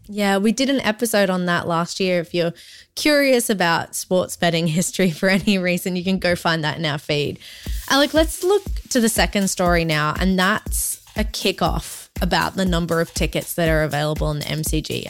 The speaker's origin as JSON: {"language": "English", "town": "Brisbane", "region": "Queensland", "country": "Australia", "tie": "born or raised there", "also_born_or_lived": "Collingwood, Melbourne", "moved": "yes", "lives_now": "Melbourne, Australia", "said": "my hometown's Brisbane"}